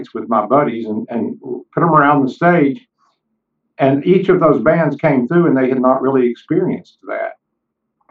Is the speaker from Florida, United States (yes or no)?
no; Kingsport, Tennessee, United States; my hometown of Kingsport, Tennessee